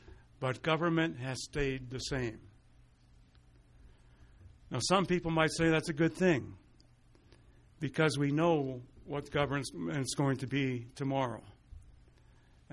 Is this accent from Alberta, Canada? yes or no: yes; Lethbridge, Alberta, Canada; also born or lived in Montreal; now in Calgary, Canada; Growing up in Lethbridge, every year, November 11th, I, with thousands of other Lethbridgeites, would gather at the cenotaph